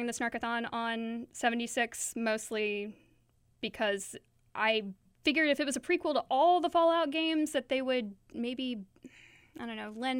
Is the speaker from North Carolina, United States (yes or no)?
no; Point Pleasant, West Virginia, United States; born there; I was born in Point Pleasant in West Virginia.